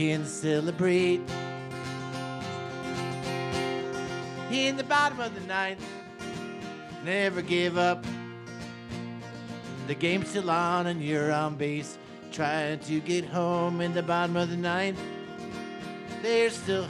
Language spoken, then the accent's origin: English; Milwaukee, Wisconsin, United States; moved away; also born or lived in Atlanta; I grew up in Milwaukee, so I grew up with the Milwaukee Braves